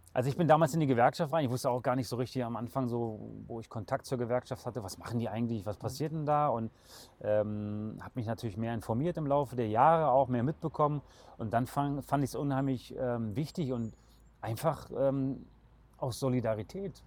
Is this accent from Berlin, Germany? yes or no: yes; Berlin, Germany; moved away as an adult; now in Kürten, Germany; ich bin in einer kleinen Wohnung groß geworden in Berlin